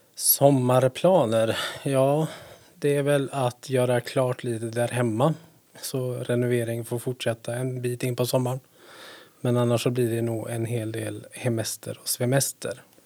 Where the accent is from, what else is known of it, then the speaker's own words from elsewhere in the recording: Stenungsund, Västra Götaland, Sweden; also born or lived in Gothenburg; now in Härnösand, Sweden; jag är född i Göteborg, men jag är uppväxt i Stenungsund